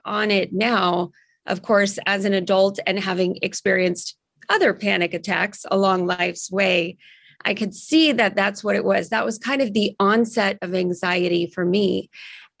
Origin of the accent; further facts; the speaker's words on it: Silicon Valley, California, United States; I grew up in the Silicon Valley.